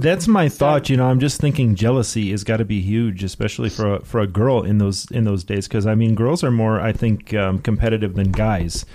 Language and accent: English; Detroit, Michigan, United States; now in South Africa; I'm from Detroit